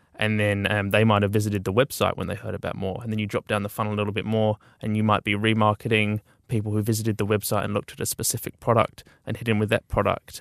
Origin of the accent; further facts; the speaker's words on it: Auckland, New Zealand; also born or lived in Dunedin; we'd finished, sort of done our time in Dunedin and we're all from Auckland.